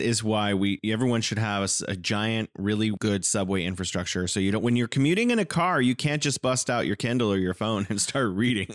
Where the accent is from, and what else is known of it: California, United States; now in Wuhan, China